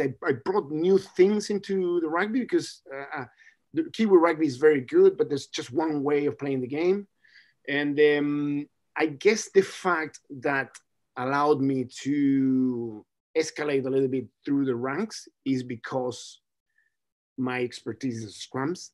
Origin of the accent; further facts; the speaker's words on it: Chile; now in Hawke's Bay, New Zealand; I'm from Chile